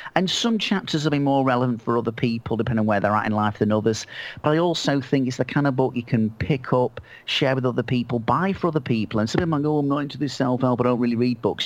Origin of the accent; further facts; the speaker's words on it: Manchester, North West England, United Kingdom; I'm from Manchester